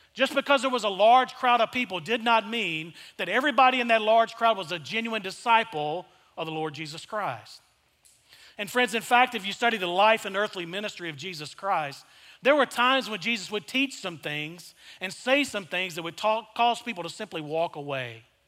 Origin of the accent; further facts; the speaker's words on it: El Dorado, Arkansas, United States; I grew up in South Arkansas in a small town called El Dorado, Arkansas